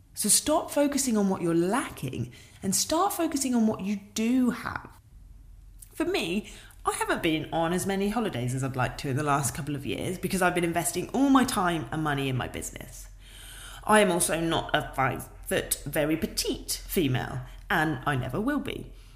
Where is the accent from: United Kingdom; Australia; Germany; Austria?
United Kingdom; being British